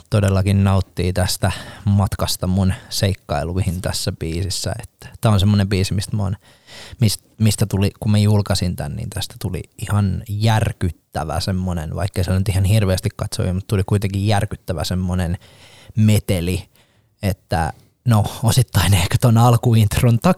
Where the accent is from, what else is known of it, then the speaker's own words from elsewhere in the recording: Rauma, Satakunta, Finland; Mä oon Raumalt.